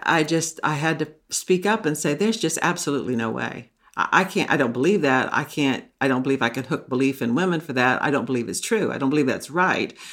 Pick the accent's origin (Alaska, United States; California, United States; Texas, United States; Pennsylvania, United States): Texas, United States; now in Maine, United States; I grew up in the South. I grew up in Texas